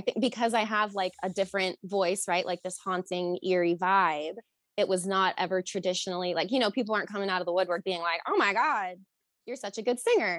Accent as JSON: {"language": "English", "region": "New Jersey", "country": "United States", "also_born_or_lived": "Rhode Island / Boston", "said": "No, I am from New Jersey, Rhode Island, Boston. So East Coast girl."}